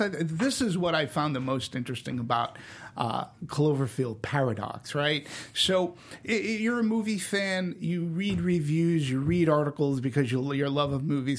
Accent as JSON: {"language": "English", "town": "Boston", "region": "Massachusetts", "country": "United States", "said": "I'm from Boston."}